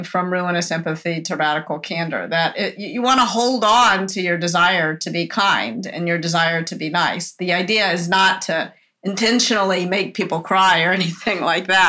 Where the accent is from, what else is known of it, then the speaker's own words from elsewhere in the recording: the South, United States; I was brought up in the South as a woman, or as a girl, I guess, when I was a child